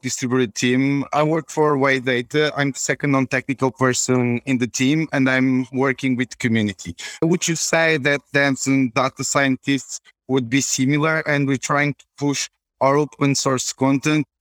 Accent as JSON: {"language": "English", "country": "Portugal", "said": "I'm from Portugal."}